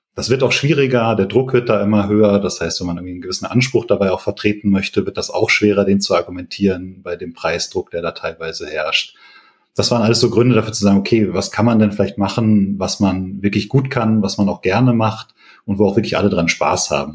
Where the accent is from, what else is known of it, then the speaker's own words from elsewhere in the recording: Paderborn, North Rhine-Westphalia, Germany; moved away as an adult; now in Bonn, Germany; komme aber eigentlich aus Paderborn. Das heißt, bin da aufgewachsen, auch zur Schule gegangen